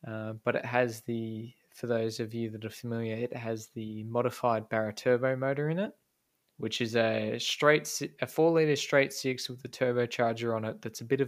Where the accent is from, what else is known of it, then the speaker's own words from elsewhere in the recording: Australia; growing up in Australia